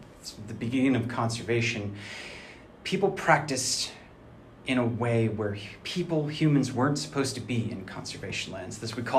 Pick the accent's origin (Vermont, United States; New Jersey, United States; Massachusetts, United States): Vermont, United States; now in Morganton, United States; I grew up exploring the woods of Vermont when I was a kid